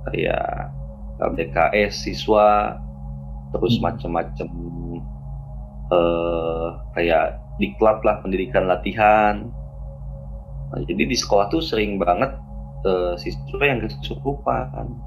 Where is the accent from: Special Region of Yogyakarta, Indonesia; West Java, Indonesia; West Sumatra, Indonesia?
West Java, Indonesia; Purwakarta; Oke, selamat malam semuanya. Kenalin … kebetulan saya dari Purwakarta ya